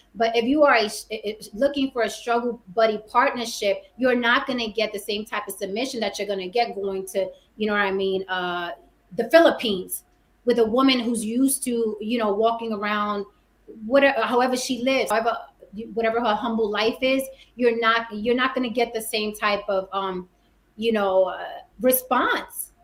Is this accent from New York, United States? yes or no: yes; New York City, New York, United States; I'm also from the Bronx, New York, born and raised. I'm from the Bronx.